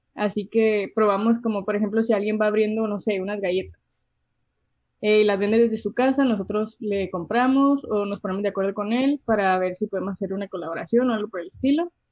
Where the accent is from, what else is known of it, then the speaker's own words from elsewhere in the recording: Mexicali, Baja California, Mexico; also born or lived in Calexico, California, United States; soy de Mexicali, em, nací aquí, he vivido aquí toda mi vida y también he vivido en Caléxico